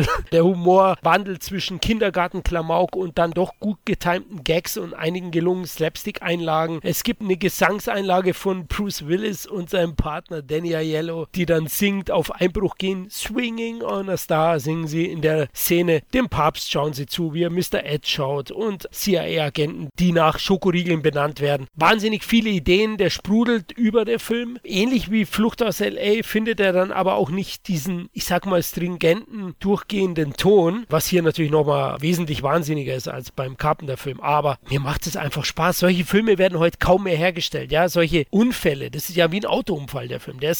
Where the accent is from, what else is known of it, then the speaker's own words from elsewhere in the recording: Bavaria, Germany; Als Bayer bin ich natürlich öfters in der Natur, wahrscheinlich wie ihr, oft in den Bergen.